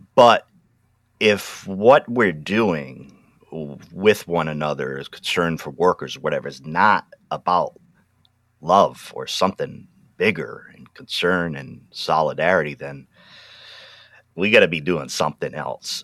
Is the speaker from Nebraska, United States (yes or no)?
no; Pawtucket, Rhode Island, United States; also born or lived in New England; now in Willamette Valley, Oregon, United States; I was born in Pawtucket, Rhode Island